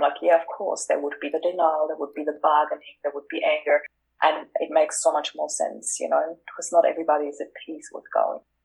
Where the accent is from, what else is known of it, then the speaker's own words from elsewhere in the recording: Austria; moved away as an adult; now in Australia; I am originally from Austria. I moved to Australia in 2004